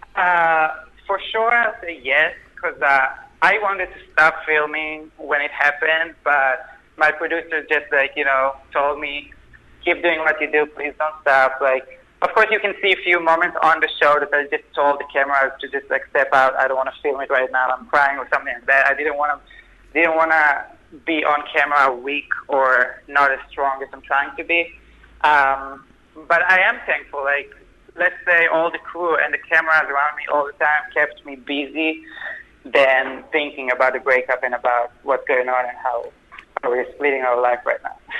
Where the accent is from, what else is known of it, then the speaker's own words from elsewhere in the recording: Israel; moved away as an adult; now in New York, United States; I grew up in Israel. I moved to New York when I was twenty.